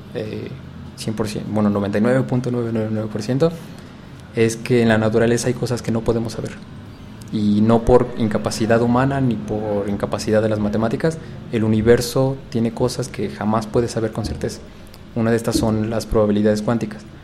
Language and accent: Spanish; Mexico; moved away; representando a, México, a mi UNAM, este, mis pumas